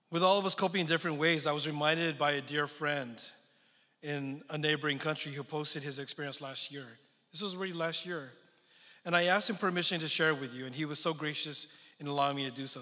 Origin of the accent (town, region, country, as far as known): San Francisco Bay Area, California, United States; born or raised there; also born or lived in Philippines / Texas; now in Dallas, United States